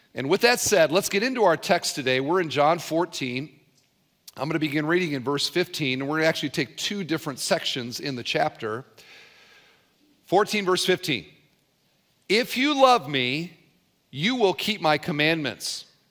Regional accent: Cedar Falls, Iowa, United States; I grew up in Cedar Falls, Iowa

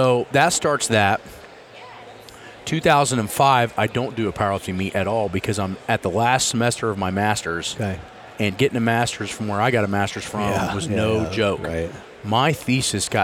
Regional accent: Muncie, Indiana, United States; moved away as an adult; now in Columbus, United States; I grew up in Muncie.

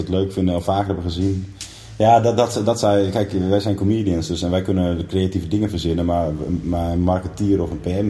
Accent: northern Groningen, Netherlands; moved away; het dorp waar ik vandaan kom, in Noord-Noord-Groningen

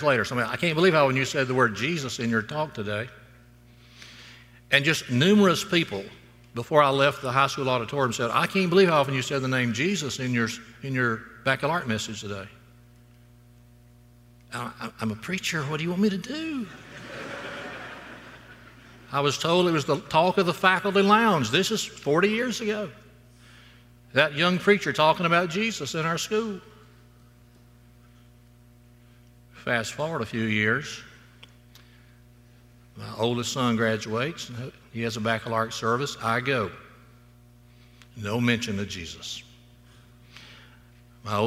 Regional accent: Florala, Alabama, United States; moved away as an adult; now in Auburn, United States; my hometown, Florilla High School, 1970

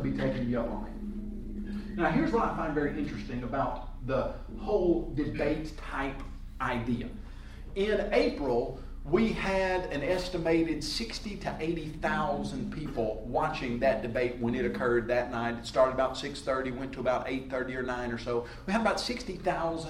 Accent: Columbia, Tennessee, United States; growing up in Columbia, Tennessee, with Jerry Elder and the youth groups there

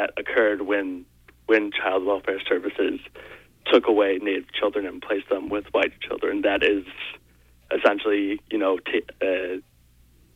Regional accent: United States; as an American people

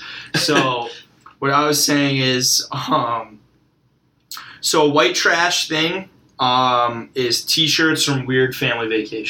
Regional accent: Fairfield County, Connecticut, United States; also born or lived in Long Island; we're from Fairfield County.

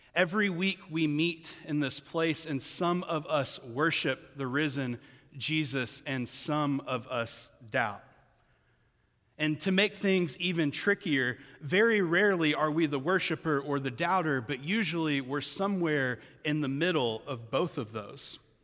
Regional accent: Kentucky, United States; I was born white in Kentucky

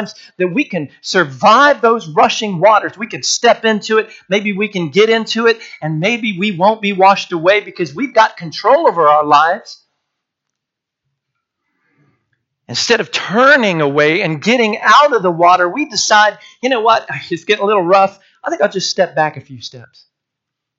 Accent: Washington, United States; growing up in Washington State

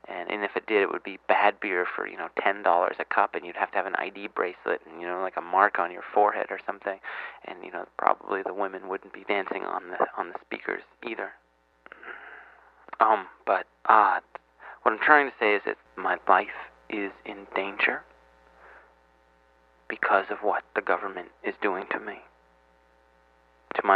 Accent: United States; I'm from the United States.

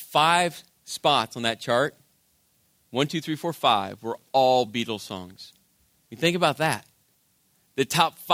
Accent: Las Vegas, Nevada, United States; moved away as an adult; now in New Jersey, United States; I'm from Vegas

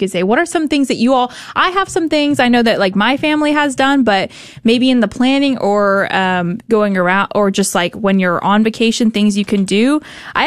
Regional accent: Texas, United States; we're from Texas.

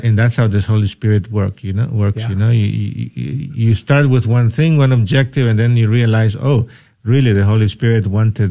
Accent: El Salvador; moved away; I'm originally from El Salvador, and I've been ordained 24 years

